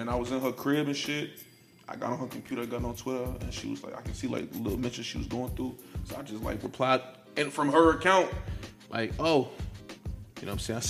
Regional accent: Chicago, Illinois, United States; I'm from Chicago

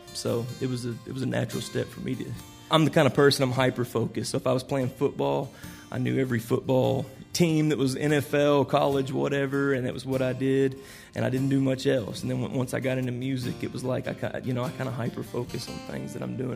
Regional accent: Reynolds Station, Kentucky, United States; also born or lived in Owensboro, Kentucky / Somerset, Kentucky; I was born in Owensboro. I've lived a lot of places, though, but I was born there, and I grew up about 30, 45 minutes east of Owensboro in Reynolds Station, Kentucky

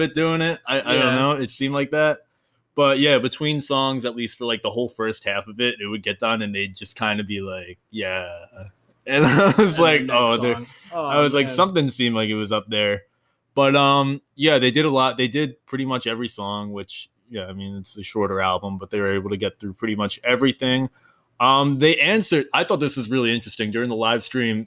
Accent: New Jersey, United States; moved away as an adult; now in Florida, United States

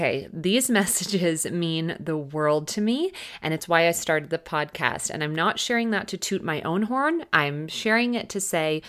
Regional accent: Texas, United States; also born or lived in Dallas, Texas; now in Southern California, United States; a fellow Texan and previous Dallasite

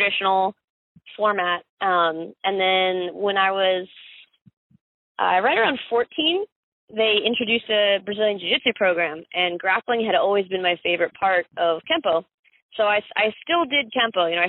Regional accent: Summerfield, North Carolina, United States; also born or lived in Miami, Florida / Greensboro, North Carolina; I was born in South Dade County, Miami. Grew up in Summerfield, North Carolina

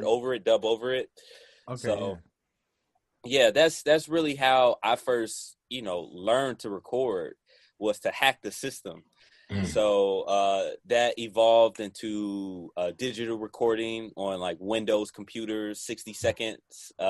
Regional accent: Chicago, Illinois, United States; I'm from Chicago

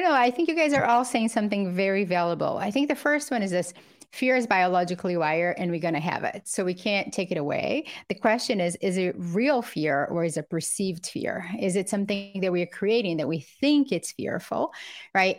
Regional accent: Brazil; now in United States; I grew up poor in Brazil with a single mother

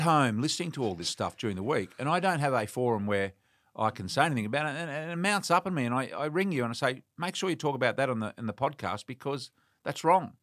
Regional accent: Western Australia, Australia; moved away; I'm from Western Australia

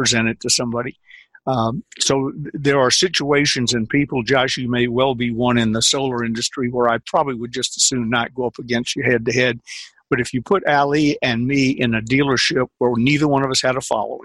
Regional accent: the South, United States; I'm a Southerner

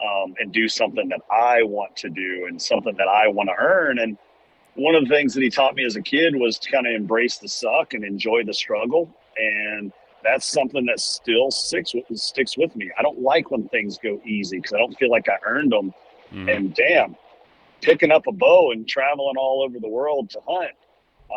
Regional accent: Central Kentucky, United States; growing up in Central Kentucky, my dad was a successful business owner

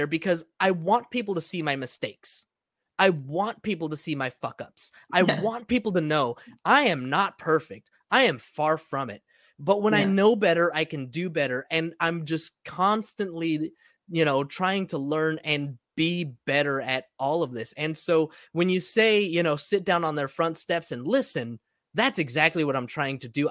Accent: United States; now in San Diego, United States; this country that I was born in, grew up

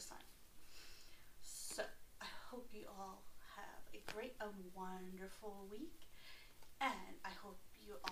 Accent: United States; I'm from America, the United States of America

